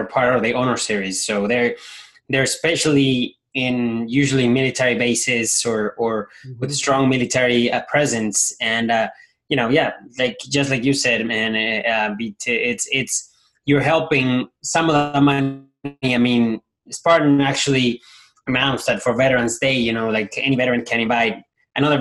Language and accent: English; Ecuador; now in United States; coming from a third world country, we see, we're from Ecuador